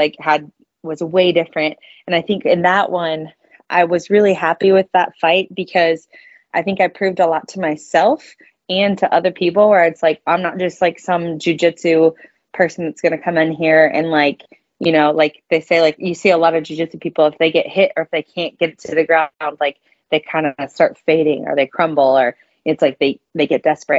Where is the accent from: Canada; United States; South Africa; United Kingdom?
United States; St. Louis, Missouri; I'm from St. Louis.